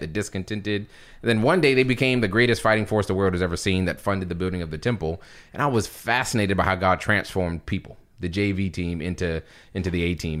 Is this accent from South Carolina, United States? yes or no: yes; Charleston, South Carolina, United States; also born or lived in Philadelphia; born and raised in Charleston